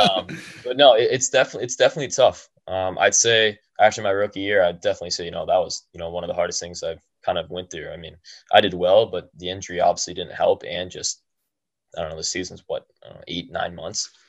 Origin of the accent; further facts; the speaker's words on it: Medina, United States; People in Medina, my hometown